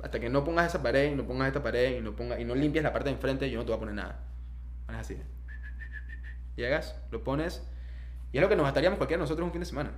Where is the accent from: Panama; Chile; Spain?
Panama; moved away; also born or lived in Indonesia; mi deber como ciudadano panameño, como persona autóctona de este país